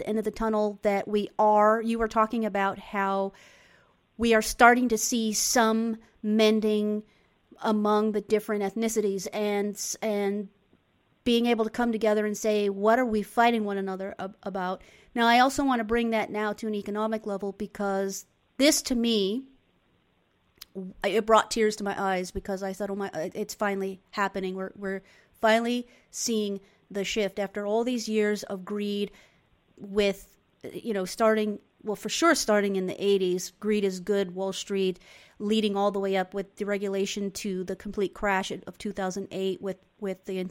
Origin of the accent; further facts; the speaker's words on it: England, United Kingdom; also born or lived in New York; now in United States; growing up in England, being in England, being in a socialist country